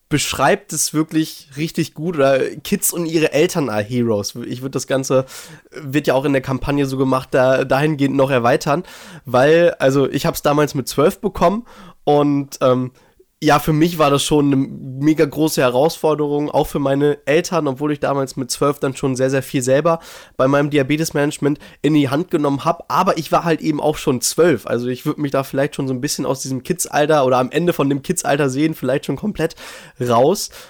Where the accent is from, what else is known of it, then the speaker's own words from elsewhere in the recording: Herford, North Rhine-Westphalia, Germany; Genau, also hier in Herford, in meiner Heimat in Ostwestfalen, Nordrhein-Westfalen, so ein bisschen nördlicher in Deutschland.